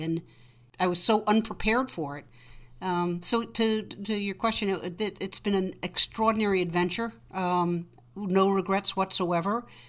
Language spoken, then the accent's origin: English; Greenwich, Connecticut, United States; moved away as an adult; also born or lived in Chicago; I grew up in Greenwich, Connecticut